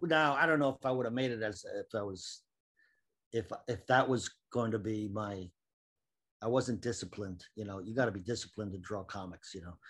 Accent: Cambridge, Massachusetts, United States; moved away as an adult; also born or lived in Washington, D.C. / New York; I was born in Washington, D C, but I grew up in Boston, in Cambridge, Massachusetts.

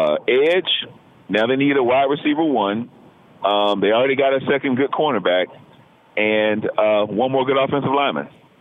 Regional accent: Atlanta, Georgia, United States; I'm from Atlanta.

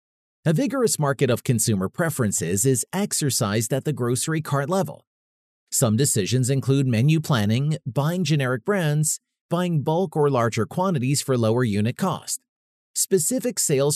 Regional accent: Brookfield, Wisconsin, United States; Drive a few miles down a main road in my hometown of Brookfield, Wisconsin, and you'll see many gas stations.

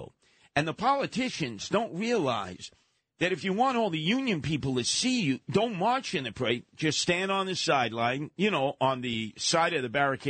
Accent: New York City, New York, United States; fellow Canarsie. I grew up in the Bayview Housing Projects.

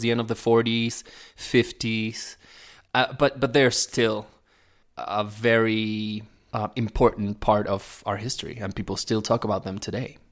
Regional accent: Neuquén, Argentina; English is a second language; moved away as an adult; also born or lived in United States; now in Mexico; so I was born in Neuquén. It's a small

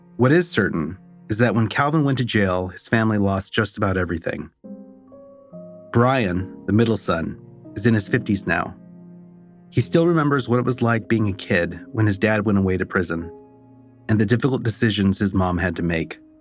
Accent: Stockton, California, United States; moved away; It's not far from the house where I grew up on Rose Street

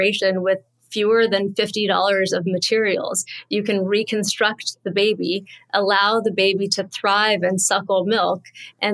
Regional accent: Southern California, United States; moved away as an adult; also born or lived in Connecticut, United States; now in New York, United States; I grew up in Southern California

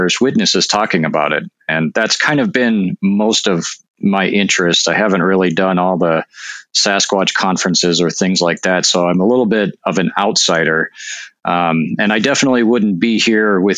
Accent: North Dakota, United States; now in Washington, United States; I'm actually from North Dakota, which you may know is oftentimes considered to be a hotspot for UFOs. And so, you know, I grew up like I had relatives that saw UFOs

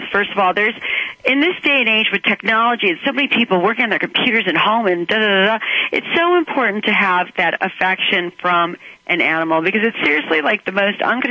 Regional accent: Cleveland, Ohio, United States; I'm from Cleveland, Ohio

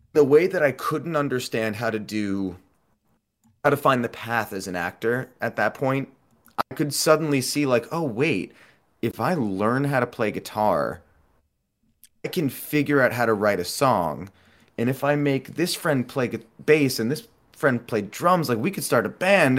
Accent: New York, United States; growing up in New York

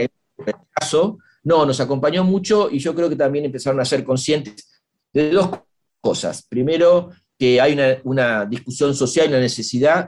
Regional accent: Argentina; somos argentinos

